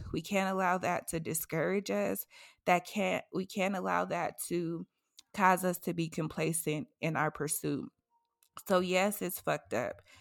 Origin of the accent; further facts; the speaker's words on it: Massachusetts, United States; moved away; my hometown, Massachusetts